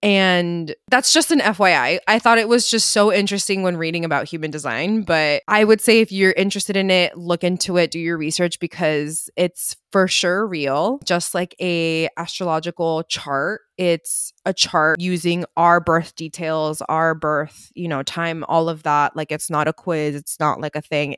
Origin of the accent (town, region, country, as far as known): United States